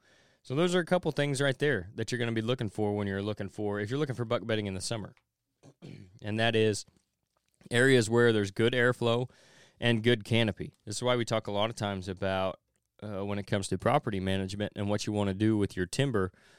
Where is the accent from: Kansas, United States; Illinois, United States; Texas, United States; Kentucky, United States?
Kentucky, United States; the winds of change are stirring in some states, including my home state of Kentucky.